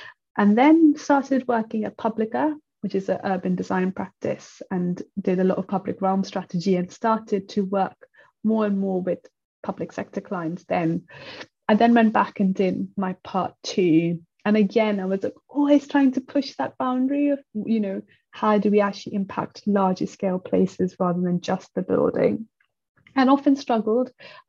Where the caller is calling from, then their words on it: London, United Kingdom; I am speaking from London.